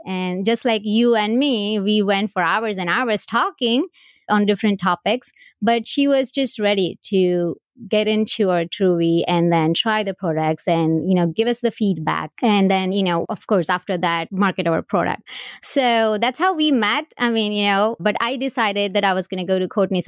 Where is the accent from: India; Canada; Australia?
India; now in United States; I was born and raised in India. I came here in two thousand one